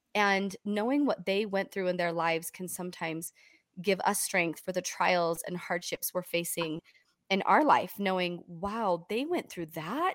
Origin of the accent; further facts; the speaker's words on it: Canada; I was born in Canada.